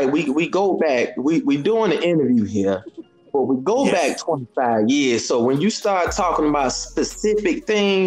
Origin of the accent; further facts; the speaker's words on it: Chicago, Illinois, United States; I'm from Chicago